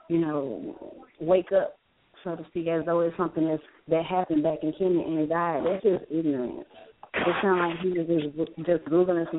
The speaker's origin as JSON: {"language": "English", "region": "Louisiana", "country": "United States", "said": "I'm from Louisiana"}